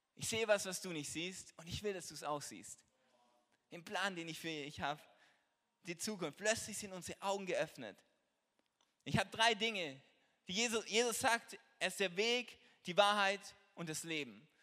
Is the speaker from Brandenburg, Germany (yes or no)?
no; Trossingen, Baden-Württemberg, Germany; ich bin Apotheker hier in Trossingen, das ist die Stadt, wo ich herkomme